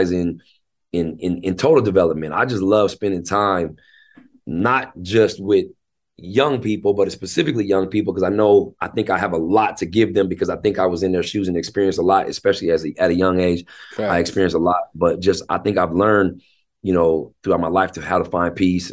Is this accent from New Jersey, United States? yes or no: no; Tacoma, Washington, United States; also born or lived in Seattle / Federal Way; I was actually born in Seattle. I was born at University of Washington Hospital. But then I was raised in Tacoma